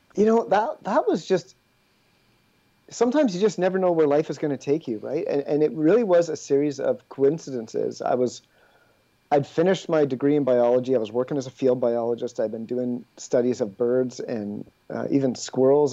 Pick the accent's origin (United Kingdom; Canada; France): Canada; Ontario; moved away as an adult; also born or lived in British Columbia; now in Quebec, Canada; I grew up in Ontario